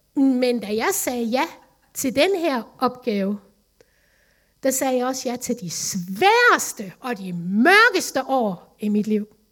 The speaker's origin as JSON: {"language": "Danish", "town": "Vejle", "region": "Southern Denmark", "country": "Denmark", "tie": "born or raised there", "also_born_or_lived": "Lemvig", "moved": "as an adult", "said": "Vejle, min barndomsby, min familie"}